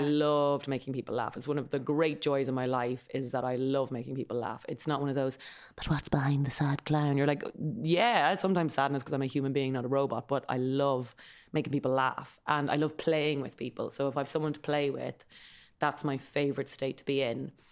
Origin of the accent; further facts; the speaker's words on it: Kildare, County Kildare, Ireland; We grew up in Kildare town